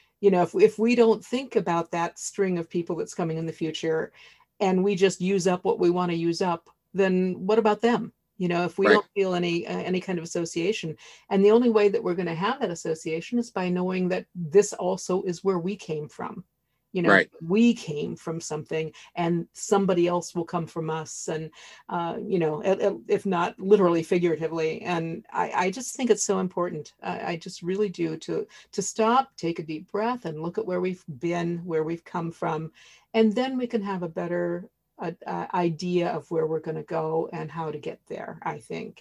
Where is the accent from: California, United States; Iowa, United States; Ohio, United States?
Ohio, United States; rural; moved away; Where I grew up in Ohio, in rural Ohio